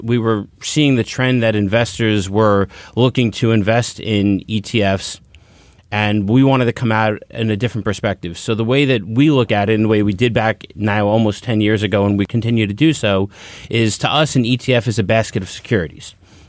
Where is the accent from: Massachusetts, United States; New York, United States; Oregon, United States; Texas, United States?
New York, United States; I'm a New Yorker.